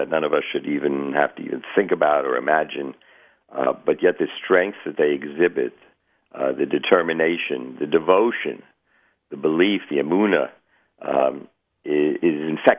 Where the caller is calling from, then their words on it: Florida, United States; I'm calling from Florida.